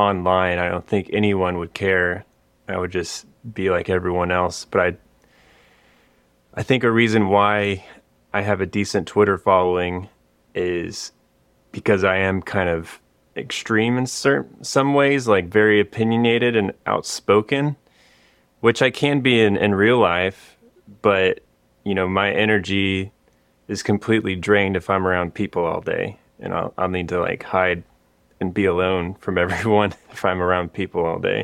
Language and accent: English; Austin, Texas, United States; born or raised there